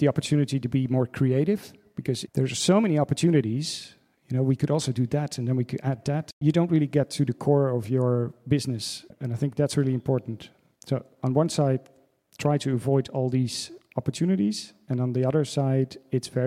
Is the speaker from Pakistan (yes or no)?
no; Netherlands; moved away as an adult; also born or lived in Amsterdam / New York; now in Berlin, Germany; from the Netherlands, but I live in Berlin